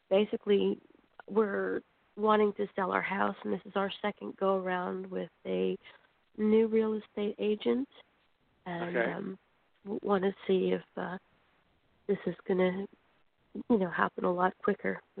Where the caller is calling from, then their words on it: Florida, United States; I'm calling from Florida.